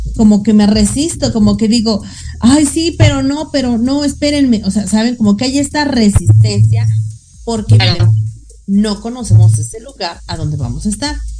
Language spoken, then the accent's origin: Spanish; Mexico